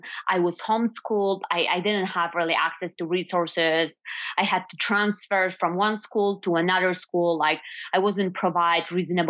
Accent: western Poland, Poland; English is a second language; moved away as an adult; also born or lived in Louisiana / Laski, Poland; now in New York, United States; I was born in Poland, in the western part of Poland.

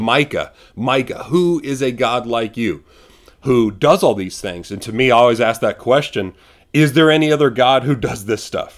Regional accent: San Antonio, Texas, United States; we're from San Antonio

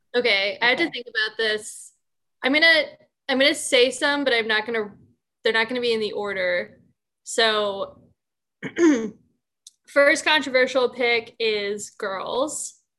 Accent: Bucks County, Pennsylvania, United States; moved away; I'm from Bucks County, Pennsylvania.

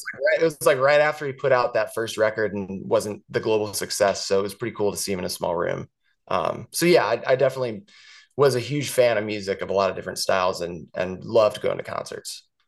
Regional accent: St. Louis, Missouri, United States; moved away; growing up in Saint Louis, I lived in the same house my whole life

